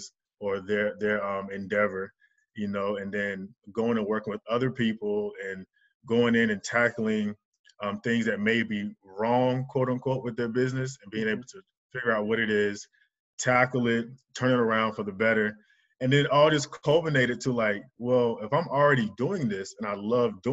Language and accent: English; North Carolina, United States; moved away; also born or lived in Dallas, Texas / Atlanta, Georgia; I'm originally from North Carolina. I spent some time in Dallas, Texas, and Atlanta, Georgia